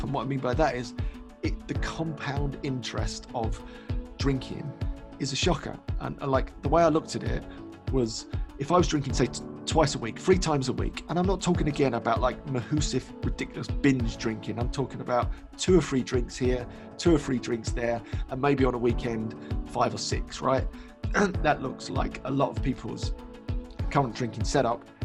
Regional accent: London, United Kingdom; born and raised in London, East London

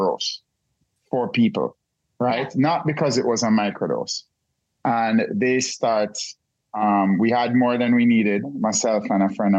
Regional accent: Jamaica; I'm Jamaican

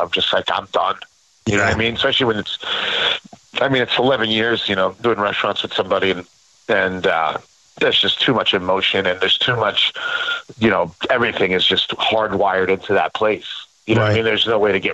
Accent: Passaic, New Jersey, United States; also born or lived in New York; I grew up in Passaic, New Jersey.

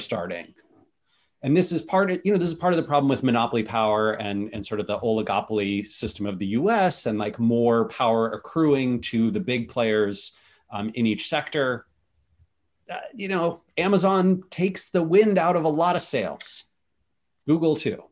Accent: Seattle, Washington, United States; I'm from Seattle

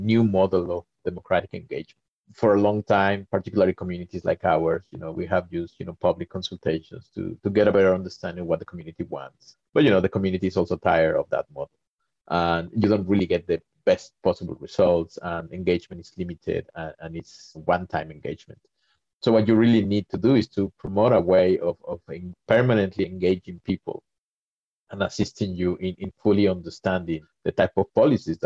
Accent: Mexico; moved away; I'm originally from Mexico

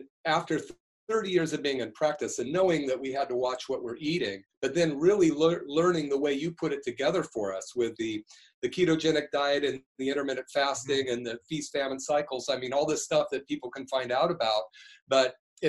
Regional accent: Berkeley, California, United States; I grew up in Berkeley in the 60s

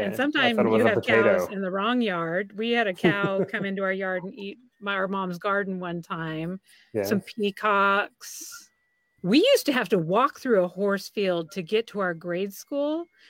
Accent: Idaho, United States; growing up in Idaho

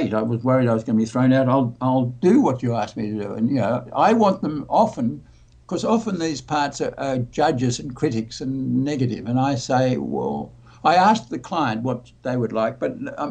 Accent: Australia; I'm Australian

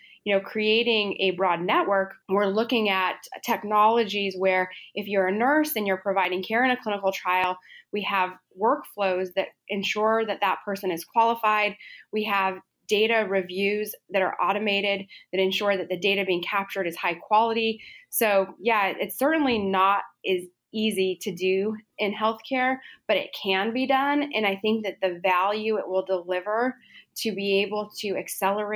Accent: Los Alamos, New Mexico, United States; growing up in Los Alamos

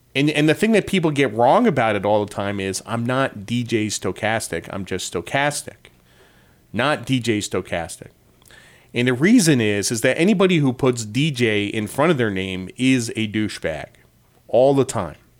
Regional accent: Norwich, Connecticut, United States; I grew up in Norwich, Connecticut

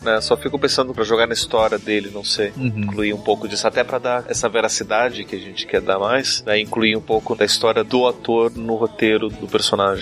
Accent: Curitiba, Paraná, Brazil; Eu sou de Curitiba

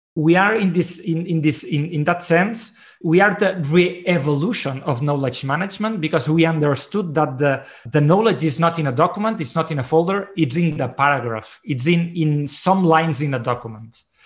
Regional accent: Barcelona, Catalonia, Spain; I'm from Barcelona.

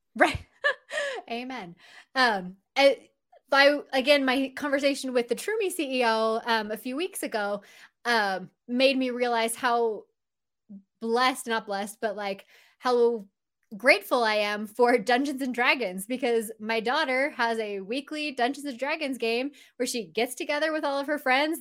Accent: Southern California, United States; now in Utah, United States; I'm actually from Southern California, but we moved to Utah, uh, about seventeen, maybe almost eighteen years ago now.

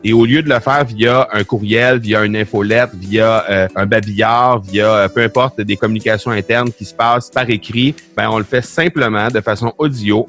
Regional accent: Canada; chez nous au Canada

